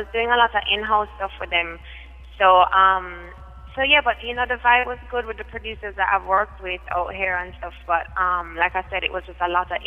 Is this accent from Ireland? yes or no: no; Kingston, Surrey, Jamaica; I am from Kingston, Jamaica.